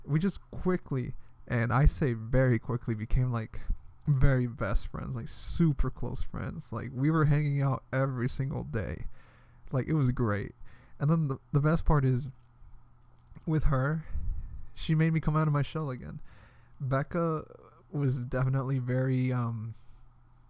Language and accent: English; Washington, District of Columbia, United States; moved away as an adult; from D.C., like, the other Washington